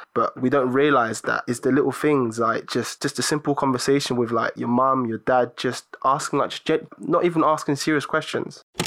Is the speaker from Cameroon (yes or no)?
yes; Cameroon; moved away; I was born in Cameroon.